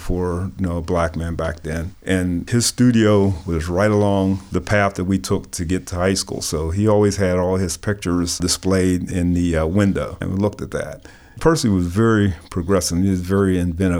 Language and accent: English; McKeesport, Pennsylvania, United States; moved away as an adult; also born or lived in Hill District, Pittsburgh; now in Pittsburgh, United States; it was a lot like growing up in McKeesport